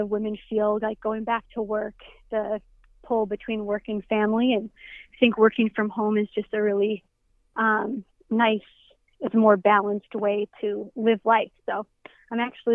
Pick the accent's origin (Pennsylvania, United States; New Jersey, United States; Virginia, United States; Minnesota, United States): Minnesota, United States; moved away as an adult; also born or lived in Hungary; I've moved back to Minnesota after being gone for 10 years. I grew up in Minnesota